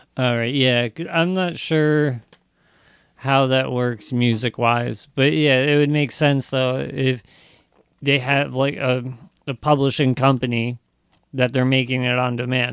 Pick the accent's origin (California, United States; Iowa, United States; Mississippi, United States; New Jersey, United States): New Jersey, United States; South Amboy; also born or lived in Sayreville; I'm from South Amboy